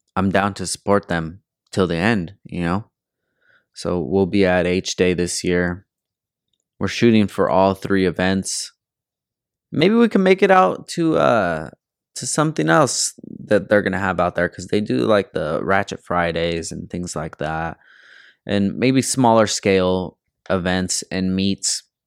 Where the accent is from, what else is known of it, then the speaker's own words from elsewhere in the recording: California, United States; I'm from California